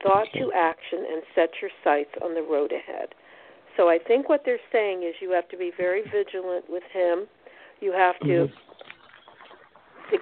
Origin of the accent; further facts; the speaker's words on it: New Jersey, United States; moved away as an adult; now in Texas, United States; I was born in Jersey. I lived there for 30 years.